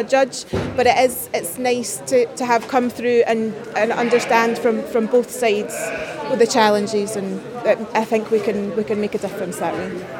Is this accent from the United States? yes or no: no; Scotland, United Kingdom; I've competed for a long time as a Scottish representative